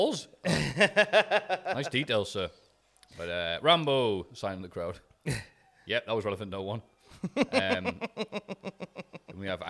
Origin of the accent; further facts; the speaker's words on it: Bishop Auckland, North East England, United Kingdom; I'm from Bishop Auckland